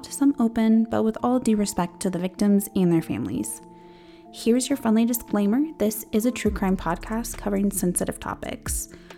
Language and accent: English; Eastern Plains, Colorado, United States; I'm a Colorado native, born and raised on the Eastern Plains. I just turned 26.